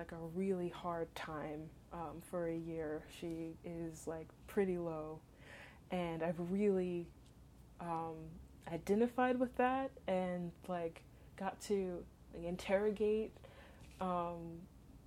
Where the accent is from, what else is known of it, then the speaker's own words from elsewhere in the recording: Southern California, United States; moved away as an adult; also born or lived in Western Massachusetts; home was in Southern California